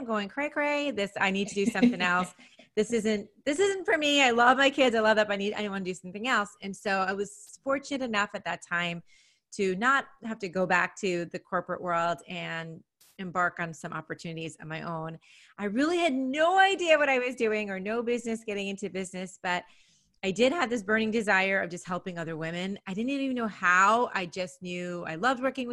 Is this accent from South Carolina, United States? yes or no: no; New York City, New York, United States; moved away as an adult; now in Nashville, United States; I'm from New York, always have been a New Yorker, New York City